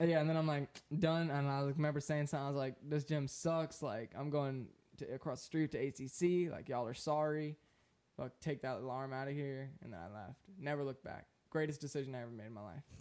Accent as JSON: {"language": "English", "region": "Florida", "country": "United States", "said": "I'm from Florida"}